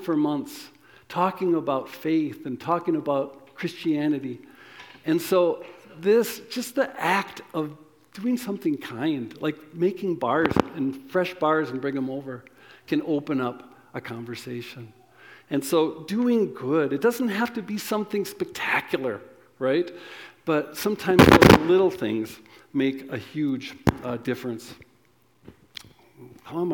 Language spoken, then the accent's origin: English; United States; I'm American